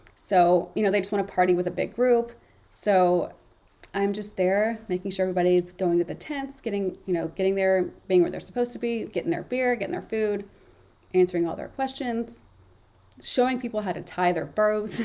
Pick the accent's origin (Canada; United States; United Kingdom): United States; Memphis, Tennessee; now in New England, United States; Memphis, my hometown